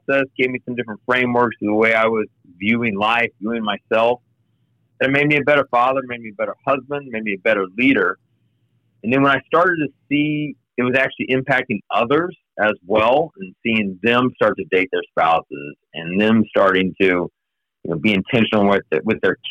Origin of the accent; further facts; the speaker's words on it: Kansas City, United States; moved away as an adult; also born or lived in Denver / Oklahoma; now in Cincinnati, United States; I grew up in Kansas City